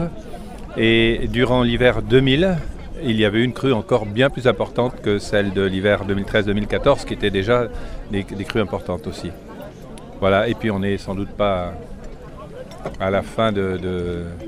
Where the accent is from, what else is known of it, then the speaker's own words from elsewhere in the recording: Quimperlé, Brittany, France; Je viens de Camperlé, du Far West.